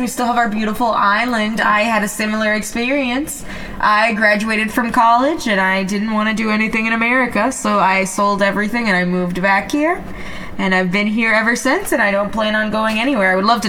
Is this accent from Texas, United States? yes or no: no; Charlotte, North Carolina, United States; born or raised there; moved away; also born or lived in San Juan, Puerto Rico